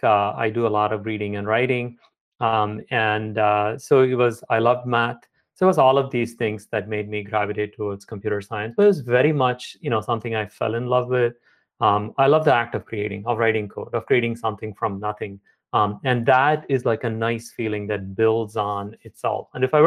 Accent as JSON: {"language": "English", "region": "South India", "country": "India", "tie": "born or raised there", "also_born_or_lived": "Chennai", "moved": "as an adult", "lives_now": "United States", "said": "Yeah, I grew up in South India. My parents moved all the time. So I moved pretty much every year. I went to get my bachelor's at IIT Madras. It's in a big South Indian city called Chennai. Then came to Brown for a PhD."}